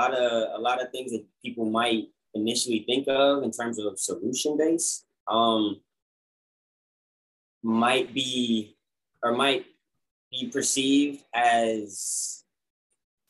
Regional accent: Orange County, California, United States; that's my home county. That's my hometown

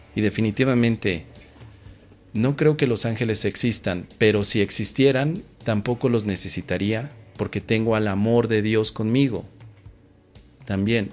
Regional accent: Mexico; soy mexicano y en México

